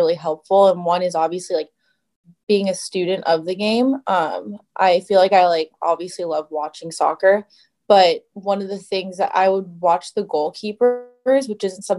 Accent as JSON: {"language": "English", "country": "United States", "said": "being American"}